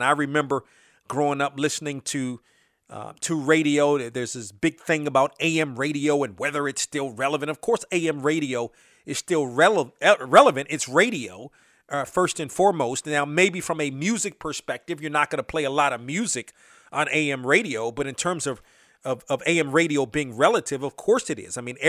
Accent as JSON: {"language": "English", "town": "Washington", "region": "District of Columbia", "country": "United States", "tie": "born or raised there", "said": "I grew up in the Washington area."}